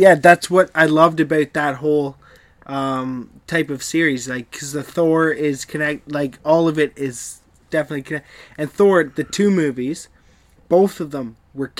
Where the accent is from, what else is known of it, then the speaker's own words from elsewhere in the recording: Northern Canada, Canada; I'm straight up Northern Canadian there, bud.